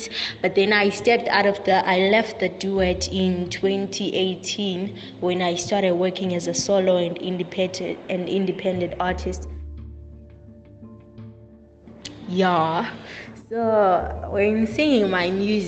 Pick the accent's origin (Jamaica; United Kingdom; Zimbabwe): Zimbabwe; also born or lived in South Africa; I'm a South African born, Zimbabwean raised, and Bulawayo based musical artist